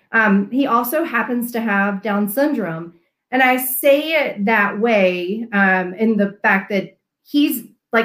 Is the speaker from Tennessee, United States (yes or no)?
yes; Memphis, Tennessee, United States; moved away as an adult; also born or lived in North Carolina; now in Colorado, United States; I am a Southern gal myself. I was born and raised in Memphis, Tennessee